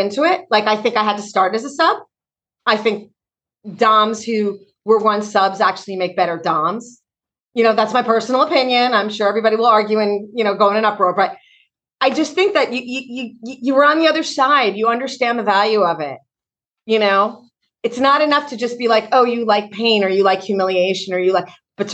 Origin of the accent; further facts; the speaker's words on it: East Coast, United States; moved away; also born or lived in Atlanta; I'm from the East Coast